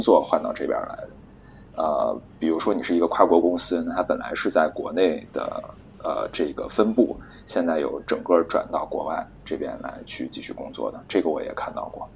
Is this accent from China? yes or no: yes; China; 我们都是中国人